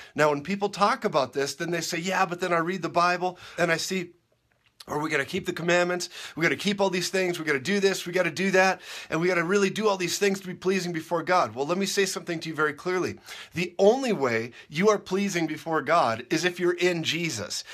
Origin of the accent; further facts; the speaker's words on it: Minnesota, United States; I grew up in Minnesota